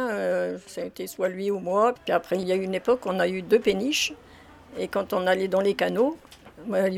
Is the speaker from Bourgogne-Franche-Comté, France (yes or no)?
no; Conflans-Sainte-Honorine, Île-de-France, France; born there; Non, moi, je suis née à Conflans-Sainte-Honorine. Et puis, ben, j'ai toujours vécu avec mes parents.